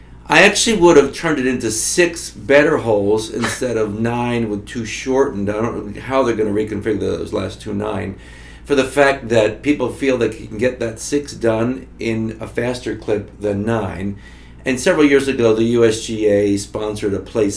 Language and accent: English; Florida, United States; moved away as an adult; now in Notre Dame, United States; I came from Florida